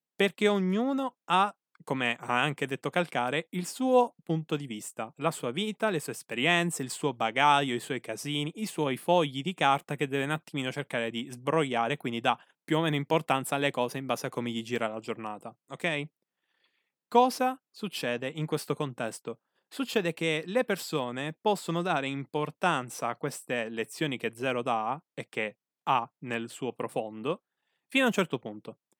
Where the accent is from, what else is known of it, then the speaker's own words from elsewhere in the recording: Sicily, Italy; qui dalle mie parti terre sicule